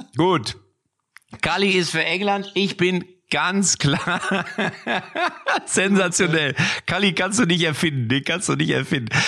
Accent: Lippstadt, North Rhine-Westphalia, Germany

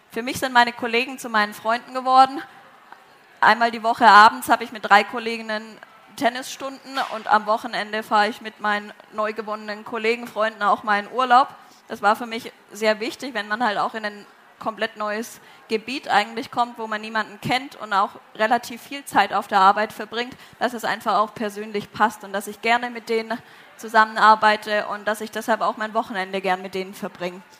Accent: Southern Germany, Germany; now in Braunschweig, Germany; ich komme ursprünglich aus Süddeutschland, bin dann als allererstes nach Wolfsburg gezogen

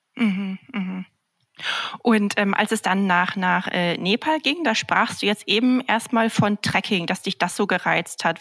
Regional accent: Northern Germany, Germany; wie ich aus dem hohen Norden von Deutschland

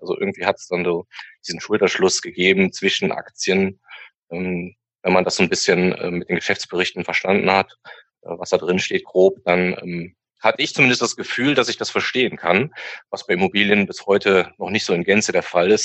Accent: Hürth, North Rhine-Westphalia, Germany; komme aus äh, der Nähe von Köln, Hürth der Ort

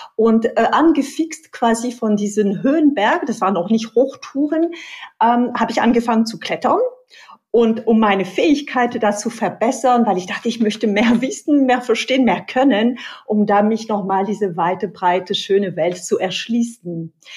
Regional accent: Pyrenees, France; German is a second language; now in Germany; Ich komme aus Südfrankreich, aus den Pyrenäen.

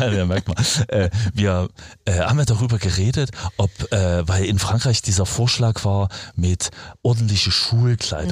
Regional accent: Germany; first language German; moved away; Als Deutscher.

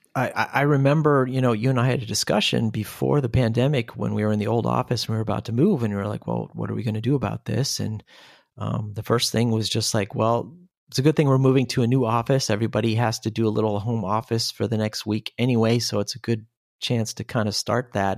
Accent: Seattle, Washington, United States; moved away as an adult; now in Germany; I'm originally from Seattle, Washington, USA

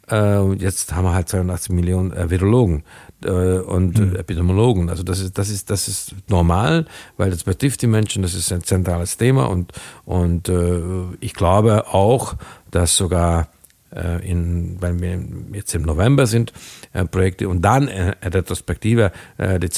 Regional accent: Hungary; born there; German is a second language; Also zum Beispiel mein Geburtsland in Ungarn wurden viel früher als in Deutschland, wesentlich früher

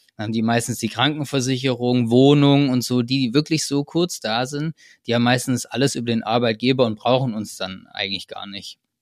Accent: Germany; accent: German; meine, meine deutsche Aussprache

